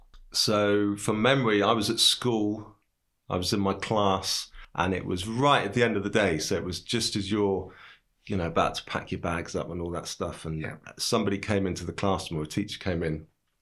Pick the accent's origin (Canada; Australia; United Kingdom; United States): United Kingdom; Cambridge, East of England; also born or lived in London; now in Bristol, United Kingdom; I'm from Cambridge.